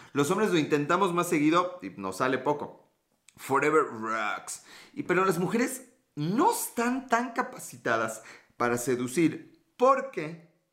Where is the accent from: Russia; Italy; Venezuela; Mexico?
Mexico; Yo soy de México, a dos horas de la Ciudad de México